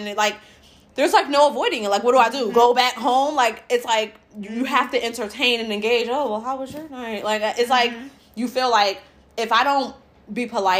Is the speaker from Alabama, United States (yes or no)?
no; New York, United States; growing up in New York